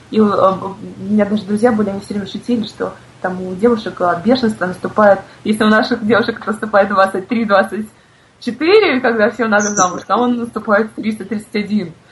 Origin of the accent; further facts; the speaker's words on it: Crimea, Ukraine; потому что все-таки я крымчанка, и я каждый год езжу на джаз-фестиваль.